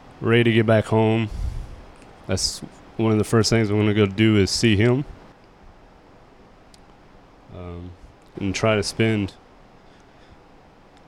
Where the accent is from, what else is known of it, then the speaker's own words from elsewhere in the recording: Bowling Green, Kentucky, United States; moved away as an adult; I'm originally from Bowling Green, Kentucky.